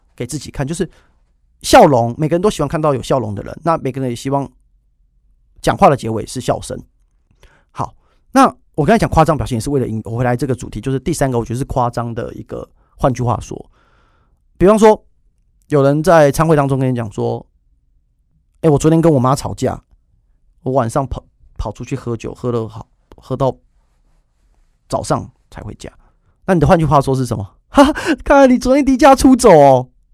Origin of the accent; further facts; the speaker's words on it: Taiwan; 就是我们台湾人